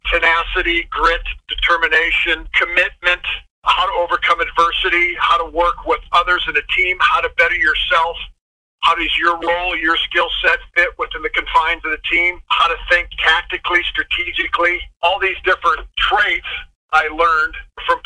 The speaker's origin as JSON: {"language": "English", "region": "east central Iowa", "country": "United States", "tie": "born or raised there", "also_born_or_lived": "Colorado Springs", "moved": "as an adult", "said": "my hometown in the east central part of the state of Iowa"}